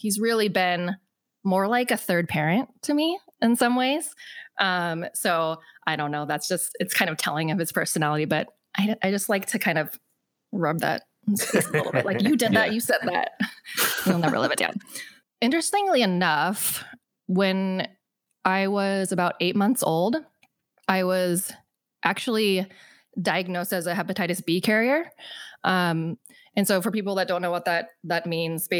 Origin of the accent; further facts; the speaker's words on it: West Linn, Oregon, United States; also born or lived in Busan, South Korea / Hawaii; It's called West Lynn